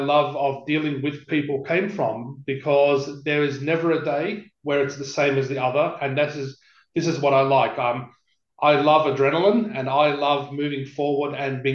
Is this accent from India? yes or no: no; Sydney, New South Wales, Australia; now in Perth, Australia; I was born in Parramatta Hospital, but I lived in Western Sydney in an area called Greystanes.